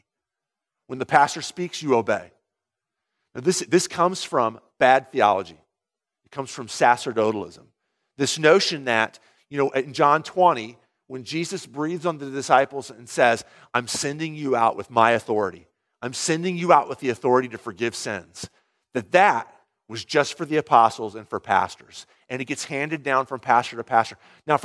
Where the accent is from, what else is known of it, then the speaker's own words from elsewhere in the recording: United States; all of us who are Americans